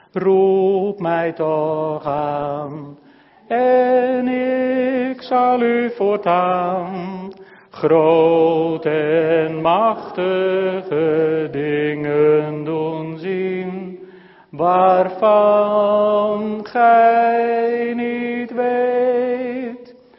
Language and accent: Dutch; Netherlands